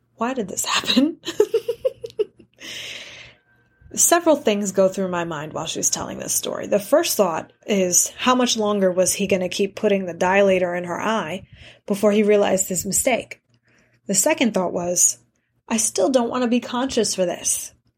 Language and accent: English; New York City, New York, United States; Growing up in New York City